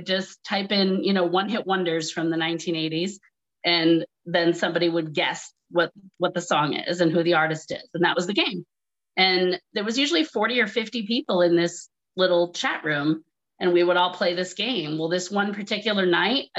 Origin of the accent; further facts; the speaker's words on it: Groton, Massachusetts, United States; moved away as an adult; also born or lived in New York City; I am from Massachusetts originally, very small little town, Groton, Mass.